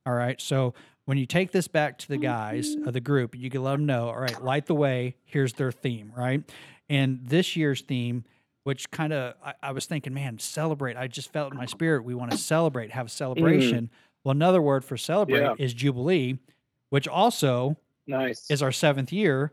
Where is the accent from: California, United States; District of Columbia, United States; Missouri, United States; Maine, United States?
Missouri, United States; Ozark; my hometown, Ozark, Missouri, Springfield, Missouri